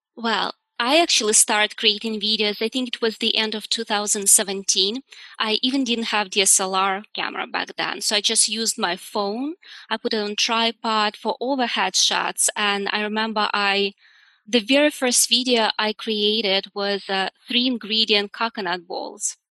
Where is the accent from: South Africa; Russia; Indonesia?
Russia; Udmurtia; moved away; originally I'm from Russia and we have an area, it's called Udmurtia.